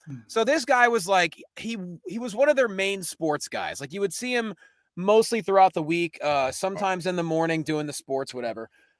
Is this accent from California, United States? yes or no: no; Lehigh Valley, Pennsylvania, United States; I grew up in the Lehigh Valley of Pennsylvania. But my mom and dad are from about an hour north in northeastern Pennsylvania. You know, it's the Scranton-Wilkes-Barre area, if you will.